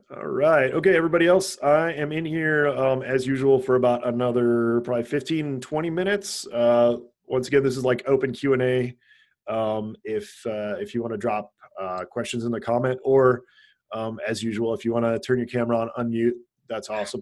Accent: Hawaii, United States; I grew up in Hawaii, so uh, there's a lot of uh, Asian culture and influence in Hawaii

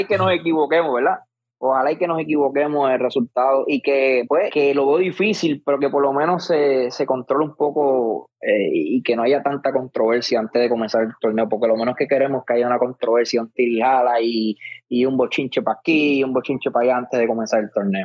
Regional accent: Puerto Rico; como puertorriqueño

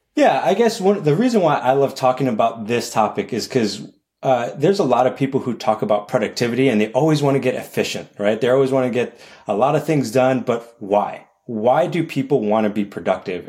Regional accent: New York City, New York, United States; I'm born and raised in New York City

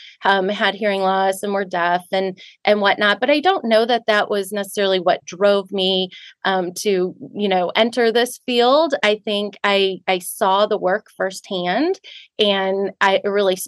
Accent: St. Louis, Missouri, United States; I'm from St. Louis, born and raised, been here my whole life

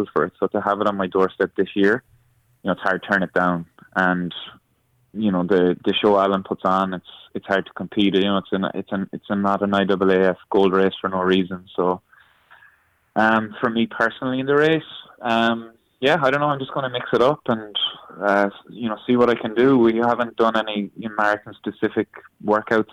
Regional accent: Ireland; moved away as an adult; now in Canada; I'm Irish. I'll always be Irish.

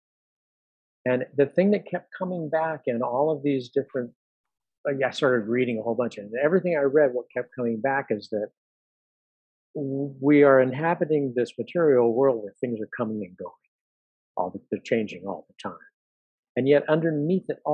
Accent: California, United States; moved away as an adult; also born or lived in New York City; My wife and I moved from New York City after 30 years of living there to California, because I grew up in California

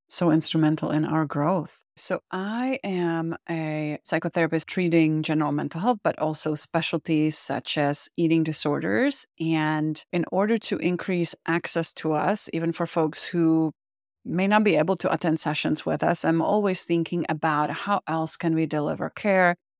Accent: Czechia; English is a second language; moved away as an adult; now in United States; I am originally from the Czech Republic. I immigrated to the U S in nineteen ninety-seven

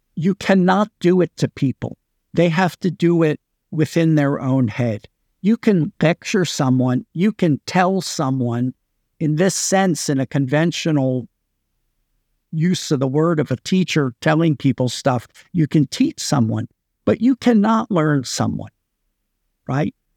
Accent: United States; moved away as an adult; now in Singapore; I've been in Singapore for twenty-three years. You know, I'm an American citizen, worked in the U S before then, but then I've been away for a long time

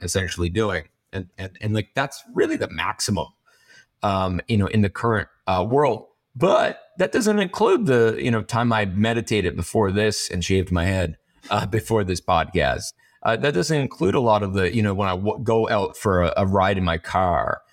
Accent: Canada; I'm from, I'm Canadian

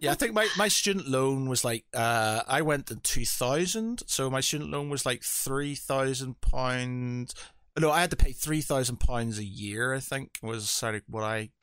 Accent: Northern Ireland, United Kingdom; I come from Northern Ireland

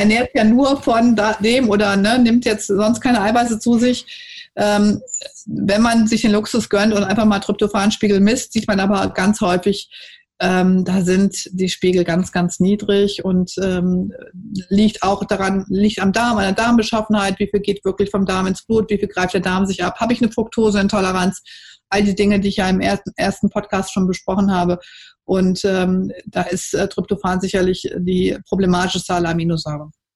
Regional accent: Cologne, North Rhine-Westphalia, Germany; sage ich als Kölnerin

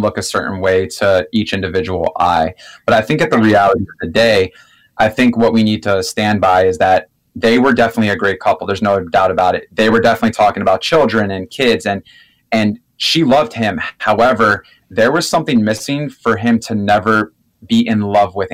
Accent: South Florida and Orlando, United States; I'm from South Florida and Orlando

